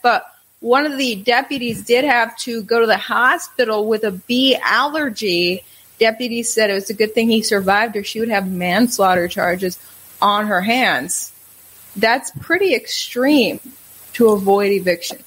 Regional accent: Wisconsin, United States; moved away as an adult; also born or lived in New York / South Carolina / Kentucky / Minnesota; I grew up in Wisconsin, then uh, school in New York, work in South Carolina, work in Kentucky, work in Minnesota, work in Texas

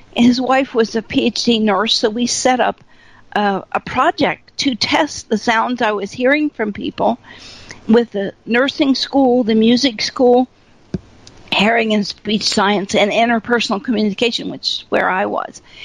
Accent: Appalachia, United States; also born or lived in Fairborn, Ohio; I was raised in Appalachia in a corn crib with no electricity, no running water

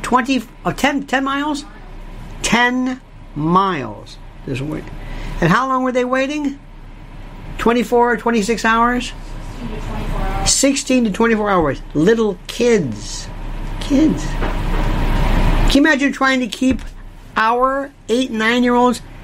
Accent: Florida, United States; I'm from Florida, not Florida, Florida, and I was raised on hurricanes.

